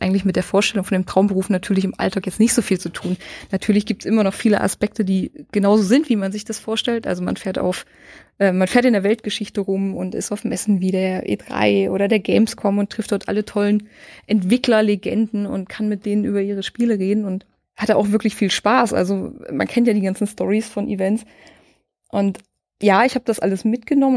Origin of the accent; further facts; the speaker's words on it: Saxony-Anhalt, Germany; moved away as an adult; now in Fürth, Germany; Sachsen-Anhalt, wo ich herkomme, und bin nach Fürth gezogen